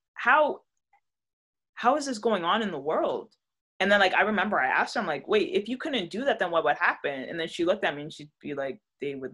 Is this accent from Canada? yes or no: yes; Toronto, Ontario, Canada; Toronto, because I grew up in Toronto. I was born in Toronto